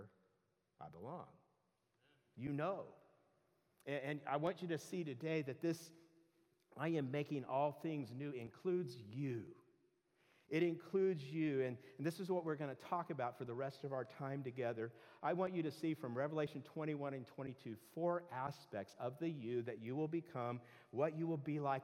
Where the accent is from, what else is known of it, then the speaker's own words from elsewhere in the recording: Southern California, United States; I grew up in Southern California